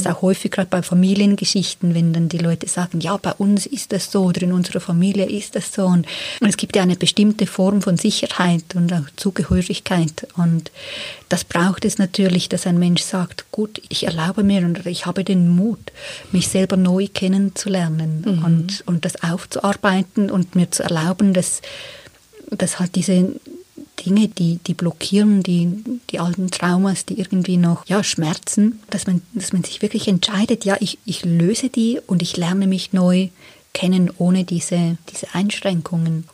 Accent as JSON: {"language": "German", "country": "Switzerland", "tie": "born or raised there", "said": "ich bin eine Frau in der Schweiz geboren"}